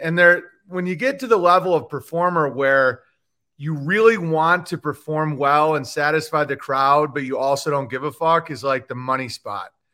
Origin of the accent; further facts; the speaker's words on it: Oswego, New York, United States; moved away; also born or lived in Los Angeles; I'm from Oswego, New York